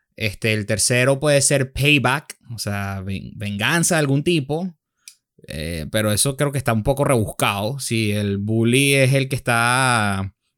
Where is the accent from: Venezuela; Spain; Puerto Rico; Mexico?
Venezuela; nosotros somos venezolanos